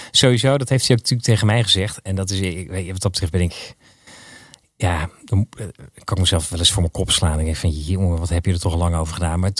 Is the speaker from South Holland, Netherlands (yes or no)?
yes; Maasland, South Holland, Netherlands; Waar kom je van, Ja, ik kom uit Maasland.